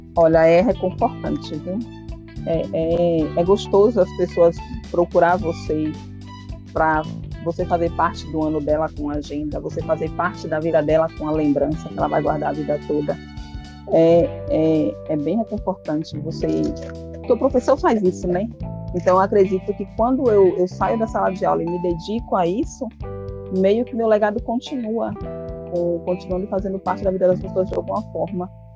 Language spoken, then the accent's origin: Portuguese; Feira de Santana, Bahia, Brazil; Eu sou de Feira de Santana.